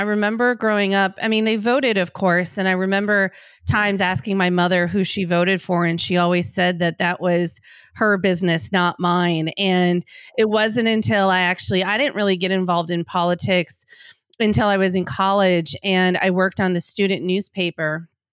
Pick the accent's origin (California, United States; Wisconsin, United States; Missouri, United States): Wisconsin, United States; Green Bay; moved away; I'm from Green Bay, Wisconsin